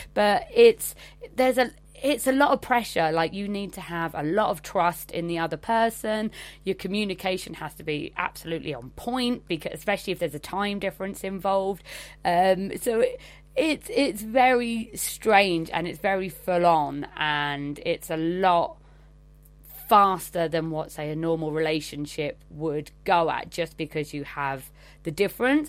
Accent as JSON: {"language": "English", "region": "England", "country": "United Kingdom", "said": "I'm from England"}